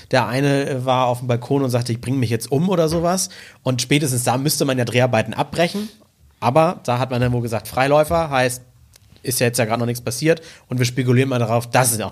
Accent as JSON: {"language": "German", "country": "United Kingdom", "said": "Ich bin halt Brite."}